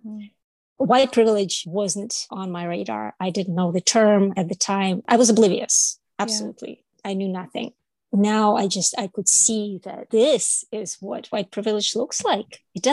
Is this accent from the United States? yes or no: no; Toronto, Ontario, Canada; I came from Toronto, where I had friends from all over the world, first, second, third generation immigrants, different colors, different languages.